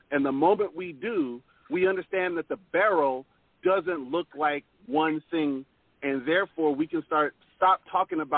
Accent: Pacific Northwest, United States; accent: very proper; I'm from the Pacific Northwest. I speak with a very proper accent.

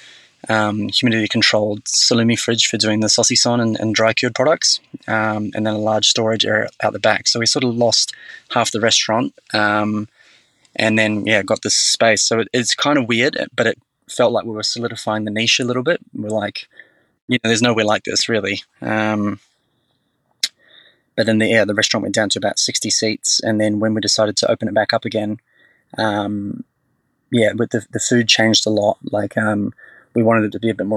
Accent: New Zealand; now in Australia; I grew up in New Zealand

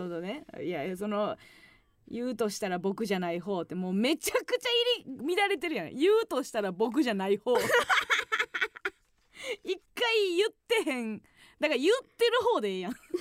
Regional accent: Kansai, Osaka, Japan; moved away; 地元大阪関西

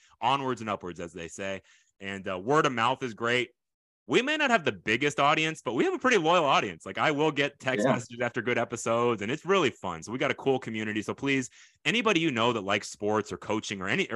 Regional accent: Houston, Texas, United States; also born or lived in Tokyo, Japan / New Territories, Sugar Land, Texas; I was born in Tokyo, Japan. We lived there for about a year, and then we came to Houston. I grew up in Ailey. First was kind of our first stop, and then into Spring Branch.

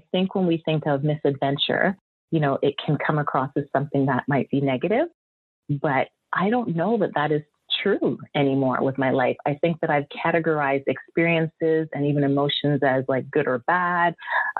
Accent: Antigua & Barbuda; moved away; also born or lived in Canada; I'm a Canadian born person, yet a lot of my childhood was spent on the island of Antigua, where my parents are from.

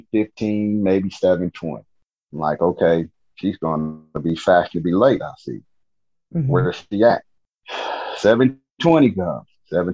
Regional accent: Louisiana, United States; And, you don't sound like you're from Louisiana. And I'm like, again with this, you don't sound like you're from Louisiana.

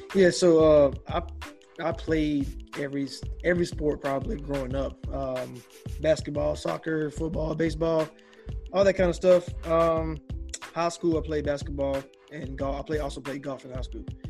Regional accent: Augusta, Georgia, United States; I'm from Augusta, so it's right there on the border

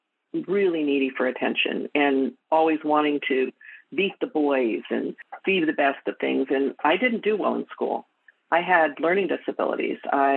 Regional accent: Edmonton, Alberta, Canada; born there; So I was born in Edmonton, Alberta, Canada. And I was relinquished.

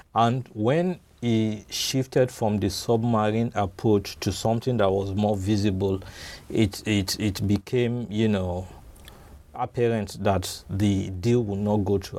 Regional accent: Nigeria; being a Nigerian

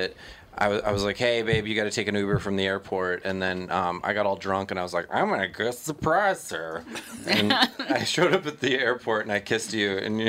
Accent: Minnesota, United States; I'm so Minnesotan.

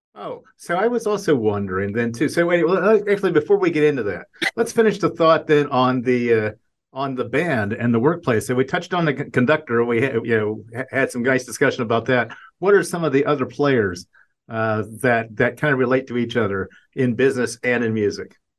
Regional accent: Ohio, United States; I'm from Ohio

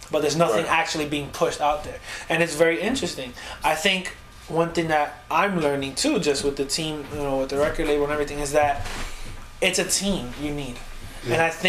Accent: New York, United States; Like, I'm from New York and I'm doing this.

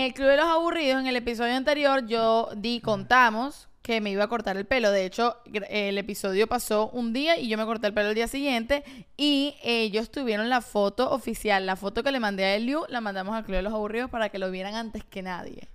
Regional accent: Venezuela; moved away; somos venezolanos

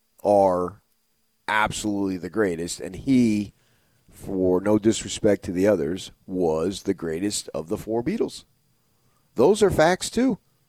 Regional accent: New Jersey, United States; born and raised in Jersey. I said, me too.

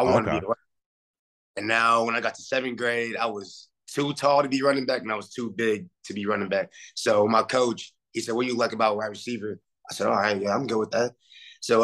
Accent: Weatherford, Texas, United States; I'm from Weatherford, Texas

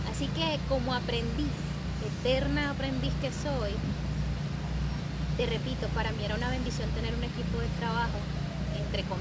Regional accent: Venezuela; accent: Venezuelan; Tenía más acento venezolano.

